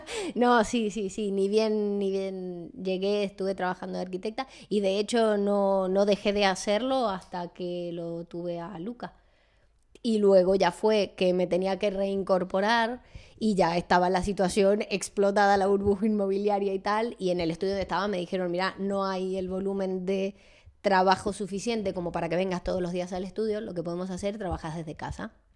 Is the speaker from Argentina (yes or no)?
yes; San Juan, Argentina; moved away as an adult; also born or lived in Italy; now in Madrid, Spain; Yo no soy de Buenos Aires, eh, entonces eh, soy de San Juan, de una ciudad del interior de, Argentina